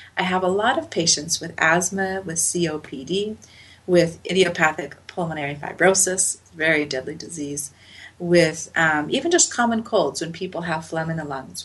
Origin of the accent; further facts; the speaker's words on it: Salt Lake City, Utah, United States; I grew up in Salt Lake City